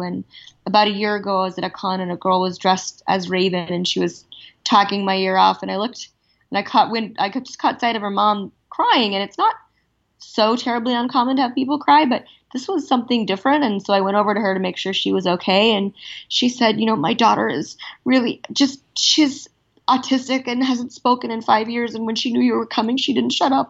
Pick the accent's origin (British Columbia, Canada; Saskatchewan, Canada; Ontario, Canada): Ontario, Canada; Toronto; moved away as an adult; now in Los Angeles, United States; I grew up in Toronto